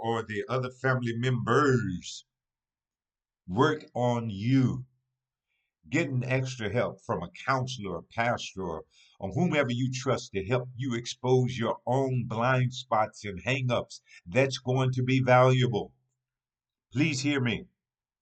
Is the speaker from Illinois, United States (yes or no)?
no; Hopkinsville, Kentucky, United States; my hometown. On this past weekend, Hopkinsville, Kentucky